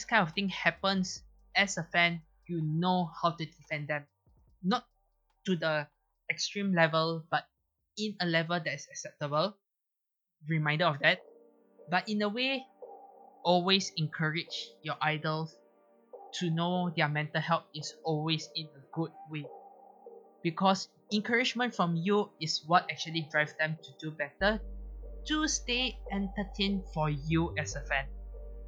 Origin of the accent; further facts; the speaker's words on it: Malaysia; I'm a Malaysian